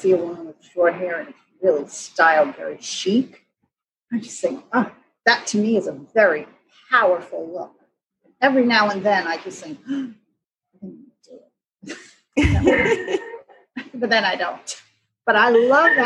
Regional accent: New York City, New York, United States; I grew up in New York City

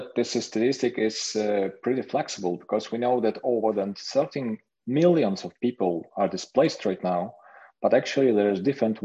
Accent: Kyiv, Ukraine; I'm an architect from Kyiv. Actually, I'm born here.

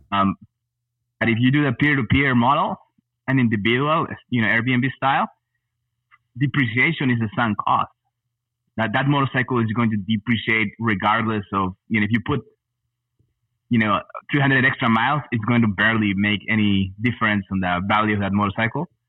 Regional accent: Peru; moved away as an adult; also born or lived in El Paso, Texas / Fort Worth, Texas / Los Angeles, California; now in Austin, United States; I was born in El Paso, Texas, but uh, I grew up in Peru.

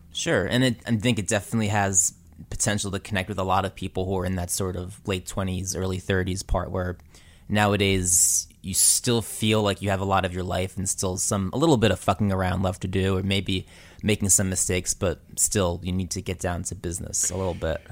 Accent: Woodbridge, New Jersey, United States; I'm from Central Jersey also

